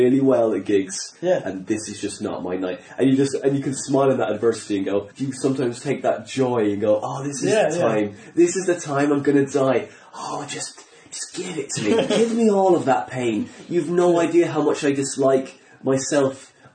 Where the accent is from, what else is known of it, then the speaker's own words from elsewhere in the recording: Ireland; accent: Irish; not an English accent, an Irish accent